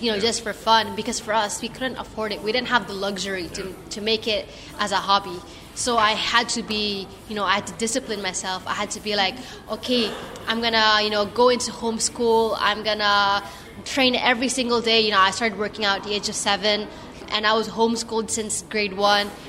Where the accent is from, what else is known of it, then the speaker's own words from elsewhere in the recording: Philippines; as a Filipino, as Southeast Asian